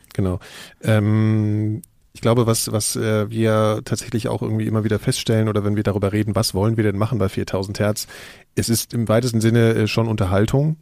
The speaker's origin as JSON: {"language": "German", "town": "Frankfurt", "region": "Hesse", "country": "Germany", "said": "in Frankfurt, wo ich herkomme"}